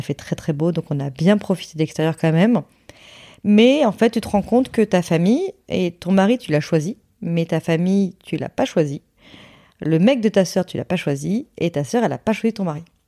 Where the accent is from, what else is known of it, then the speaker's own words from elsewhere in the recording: Hossegor, Nouvelle-Aquitaine, France; moved away; dans le sud-ouest chez moi à Osgore